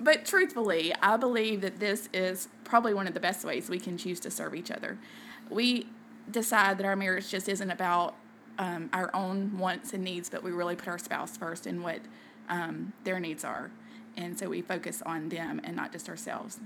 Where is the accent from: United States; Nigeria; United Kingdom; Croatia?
United States; the South; accent: southern; also born or lived in Kentucky; now in South Georgia, United States; growing up in the South, those are things that are so important to us. Like we were just raised to say yes, ma'ams, no, ma'ams